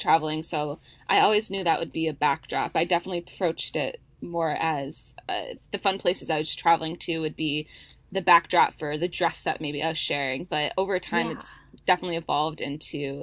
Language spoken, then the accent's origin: English; Wisconsin, United States; moved away as an adult; also born or lived in Minnesota; now in San Francisco, United States; My husband and I both grew up in Wisconsin, and I went to school in Minnesota